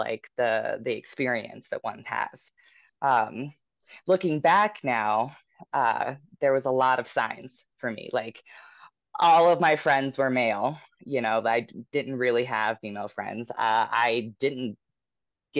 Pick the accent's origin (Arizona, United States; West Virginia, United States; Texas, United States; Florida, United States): West Virginia, United States; moved away as an adult; now in Denver, United States; I'm from West Virginia. So I moved out to Denver in 2017. And so, you know, growing up in West Virginia